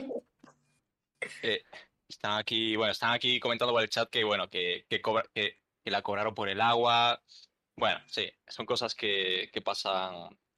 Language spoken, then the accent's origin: Spanish; Galicia, Spain; yo soy gallego